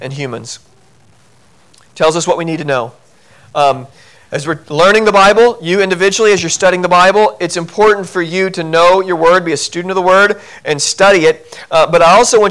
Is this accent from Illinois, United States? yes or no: yes; Southern Illinois, United States; I grew up in Southern Illinois